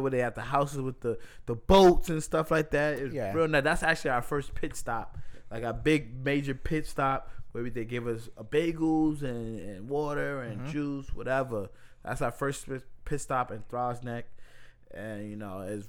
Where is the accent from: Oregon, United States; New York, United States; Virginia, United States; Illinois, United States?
New York, United States; New York City; also born or lived in Washington, D.C.; I'm from the Bronx and lived in the Bronx for 20-something years. I wasn't born here